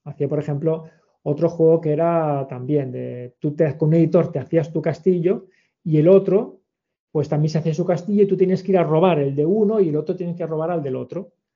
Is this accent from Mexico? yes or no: no; Sant Boi de Llobregat, Catalonia, Spain; soy de Sanboy